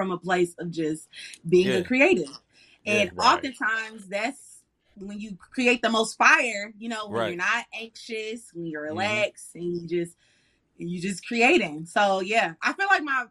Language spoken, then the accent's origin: English; Detroit, Michigan, United States; moved away as an adult; now in Atlanta, United States; Y'all know I'm from Detroit, so I just moved to Atlanta